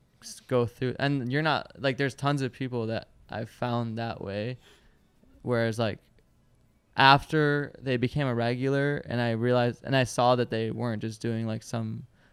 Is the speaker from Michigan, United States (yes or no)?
yes; Michigan, United States; born there; I was born in Michigan.